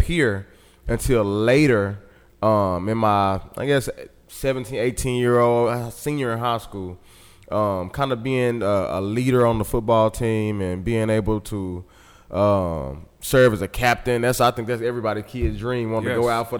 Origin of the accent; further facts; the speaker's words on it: Little Rock, Arkansas, United States; I was raised right here on Wolf Street